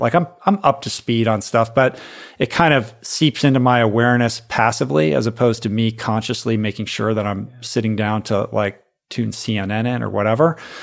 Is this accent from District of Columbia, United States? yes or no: yes; Washington, District of Columbia, United States; I grew up in Washington, D C.